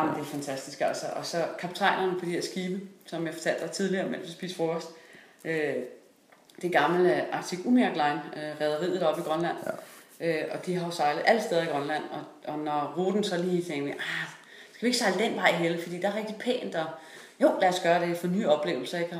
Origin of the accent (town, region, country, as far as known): Denmark